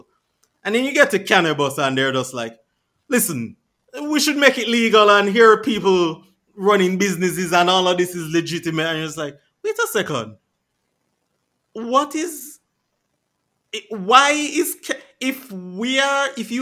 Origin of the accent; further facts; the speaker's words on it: Jamaica; I've lived there all my life